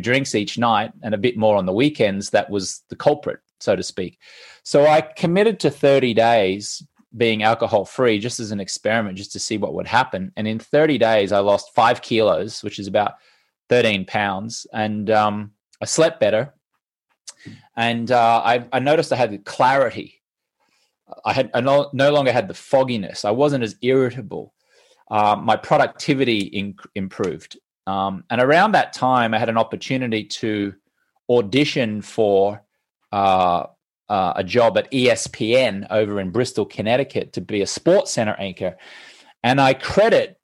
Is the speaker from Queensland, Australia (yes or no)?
yes; Brisbane, Queensland, Australia; I'm Australian. I grew up in Brisbane